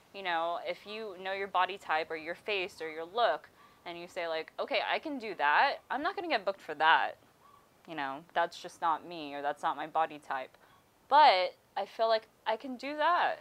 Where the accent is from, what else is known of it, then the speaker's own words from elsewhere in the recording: Hesperia, California, United States; my hometown is Hesperia